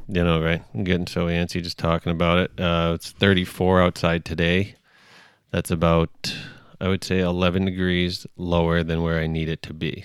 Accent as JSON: {"language": "English", "area": "Cape Cod", "region": "Massachusetts", "country": "United States", "tie": "born or raised there", "said": "I grew up on the Cape"}